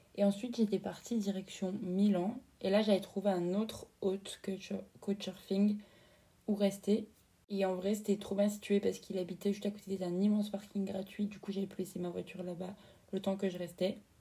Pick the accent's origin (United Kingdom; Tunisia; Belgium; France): France